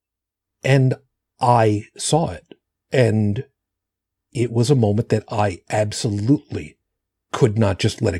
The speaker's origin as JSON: {"language": "English", "area": "Long Island", "region": "New York", "country": "United States", "tie": "born or raised there", "moved": "yes", "said": "home for me is where I grew up on Long Island"}